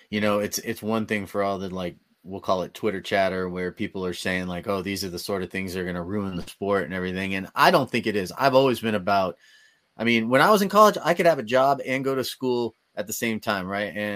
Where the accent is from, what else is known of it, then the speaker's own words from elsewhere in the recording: California, United States; from the Bay Area, so